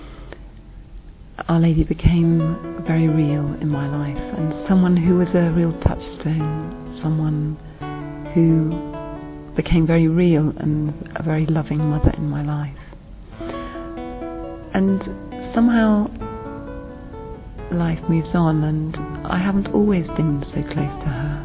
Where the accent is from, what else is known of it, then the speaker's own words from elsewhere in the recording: England, United Kingdom; I'm from England